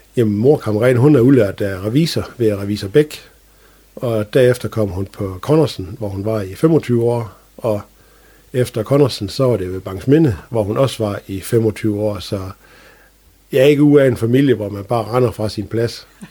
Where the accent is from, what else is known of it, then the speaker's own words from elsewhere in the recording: Strandby, North Denmark Region, Denmark; jeg er født og opvokset i Strandby